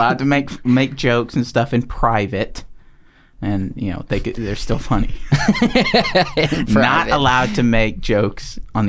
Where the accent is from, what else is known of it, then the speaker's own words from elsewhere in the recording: the South, United States; born there; also born or lived in Pennsylvania; I was born in the South.